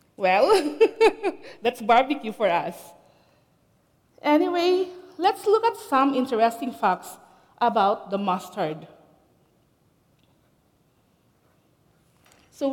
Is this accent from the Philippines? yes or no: yes; Philippines; moved away as an adult; now in Canada; I came to Canada 17 years ago. Originally, I'm from the Philippines